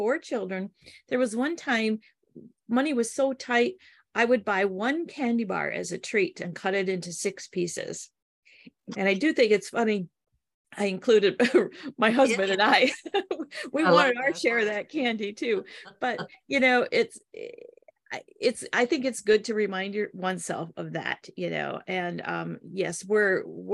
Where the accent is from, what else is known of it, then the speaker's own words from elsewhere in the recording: Midwest, United States; also born or lived in Detroit area, Michigan / Upper Peninsula, Michigan; I'm from the Midwest. We're all pretty down to earth